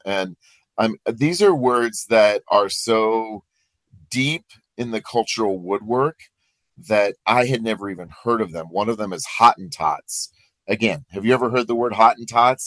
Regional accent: Iowa, United States; now in Colorado, United States; I'm from Iowa

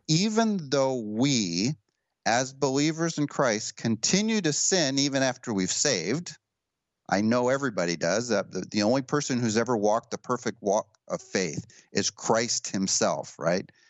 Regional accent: United States; I'm an American

